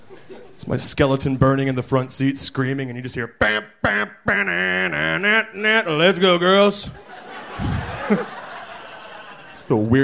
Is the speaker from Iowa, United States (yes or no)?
no; Dallas-Fort Worth, Texas, United States; No, DFW. Dallas-Fort Worth.